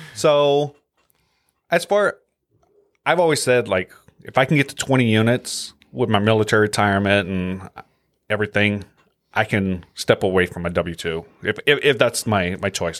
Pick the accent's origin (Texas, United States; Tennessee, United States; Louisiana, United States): Louisiana, United States; moved away; I'm from Louisiana